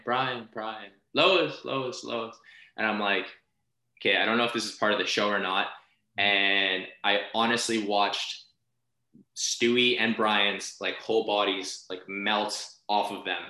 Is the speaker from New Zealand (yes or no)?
no; Philippines; as a Filipino, like we sing karaoke like quite often